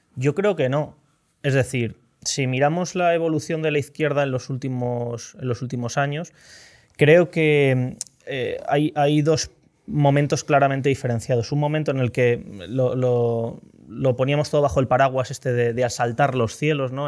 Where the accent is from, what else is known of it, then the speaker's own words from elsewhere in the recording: Pozuelo de Alarcón, Community of Madrid, Spain; Yo, yo soy mucho más de Pozuelo que Rejón